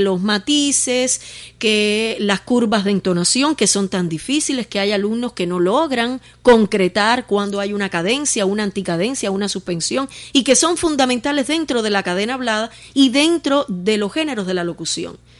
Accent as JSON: {"language": "Spanish", "town": "Los Palacios", "region": "Pinar del Río", "country": "Cuba", "said": "del municipio de Los Palacios, de donde yo soy, orgullosamente de donde yo soy"}